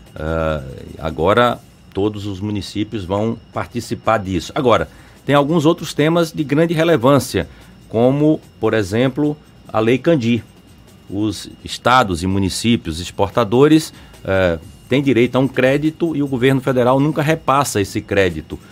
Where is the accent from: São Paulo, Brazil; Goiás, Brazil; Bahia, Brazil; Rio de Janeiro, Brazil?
Bahia, Brazil; Mairi; lá em Mairi, até onde eu nasci